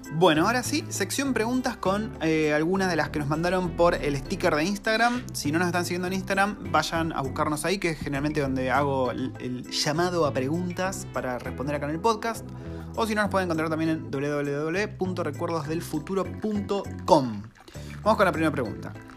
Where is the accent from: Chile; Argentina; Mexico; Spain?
Argentina; moved away as an adult; now in New Zealand